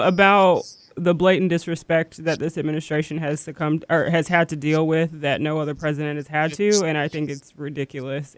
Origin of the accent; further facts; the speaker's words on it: United States; I'm an American